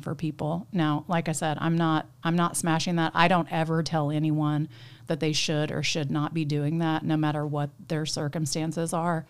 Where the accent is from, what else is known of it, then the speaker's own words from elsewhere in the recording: Tulsa, Oklahoma, United States; also born or lived in Jenks, Oklahoma; I grew up in Tulsa, um, kinda straddled Tulsa and Jinx because my parents got a divorce when I was five.